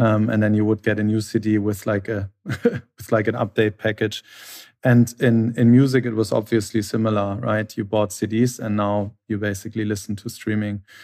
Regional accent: Hamburg, Germany; I'm from Hamburg originally. We share the same hometown

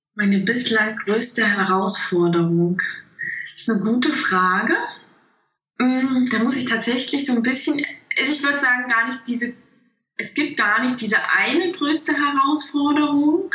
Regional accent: Thuringia, Germany; moved away as an adult; also born or lived in Stuttgart; ich bin in einem kleinen Dorf aufgewachsen und in Thüringen

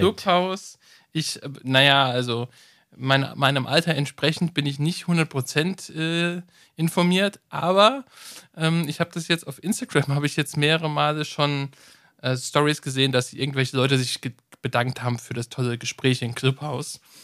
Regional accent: Germany; bei uns in Deutschland

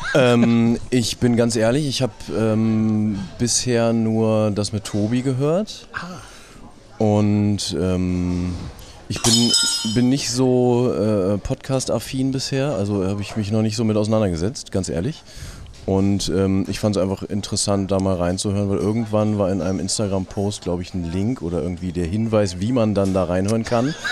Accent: Braunschweig, Lower Saxony, Germany; ich äh, komme aus Braunschweig

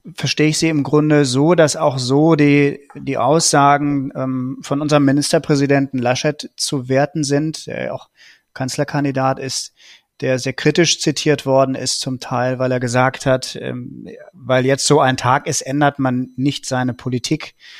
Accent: Germany

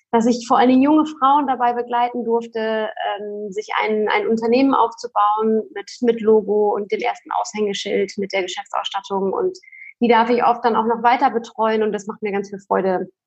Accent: Lingen, Lower Saxony, Germany; Und dann äh, sind wir zurück in meine Heimat äh, nach Lingen ins, ins Emsland gezogen

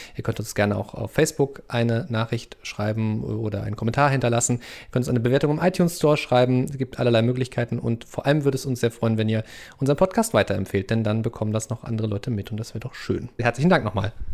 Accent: eastern Germany, Germany; ich bin ja im Osten Deutschlands groß geworden

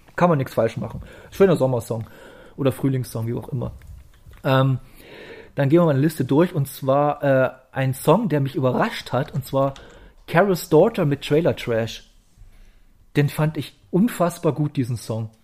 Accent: East Germany, Germany; ich als Ostdeutscher

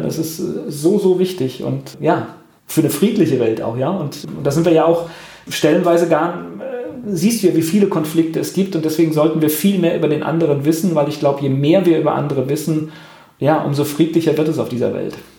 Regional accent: Mainz, Rhineland-Palatinate, Germany; in Mainz, das ist so meine Heimatregion

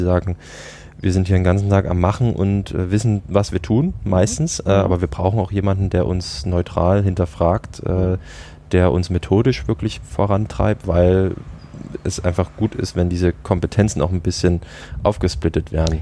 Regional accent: Dresden, Saxony, Germany; moved away as an adult; also born or lived in United States; zurück in meine Heimatstadt Dresden

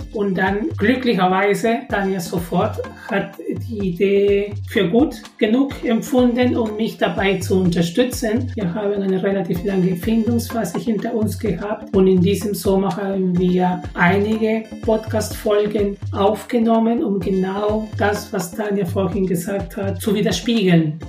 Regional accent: Peru; moved away as an adult; now in Karlsruhe, Germany; Ich bin in Peru geboren und dort meine ersten 20 Jahre gelebt und die letzten 20 in Deutschland

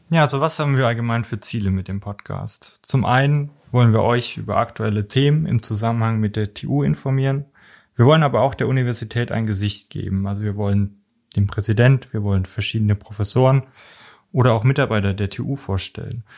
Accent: near Homburg, Saarland, Germany; moved away; ich komme ursprünglich aus dem Saarland in der Nähe von Homburg

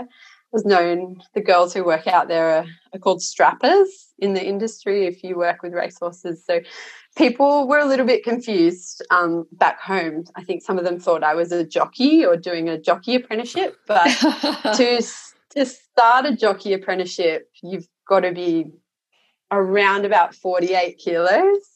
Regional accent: Sydney, New South Wales, Australia; moved away as an adult; I grew up in the Shire in Sydney

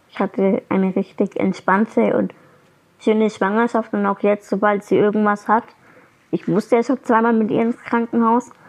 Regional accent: Fürth, Bavaria, Germany; ich bin auch in Fürth aufgewachsen und geboren

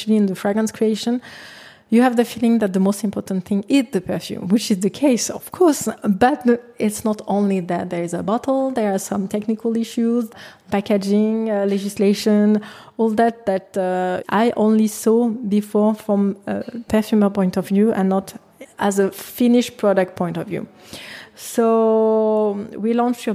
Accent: Versailles, Île-de-France, France; English is a second language; moved away as an adult; also born or lived in Garches / Paris; now in Berlin, Germany; I'm from Versailles, enfin, Garches, Versailles, actually. I was born in Versailles.

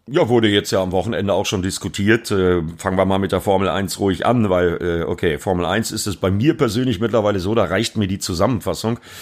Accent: Bremen, Germany; für mich als Bremer quasi mein Heimspiel

